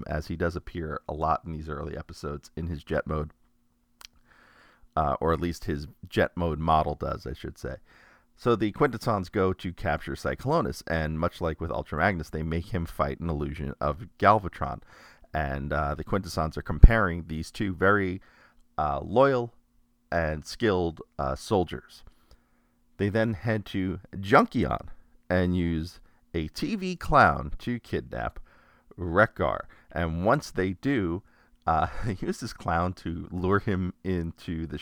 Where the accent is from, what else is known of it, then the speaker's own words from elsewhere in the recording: New York, United States; the one I grew up in New York.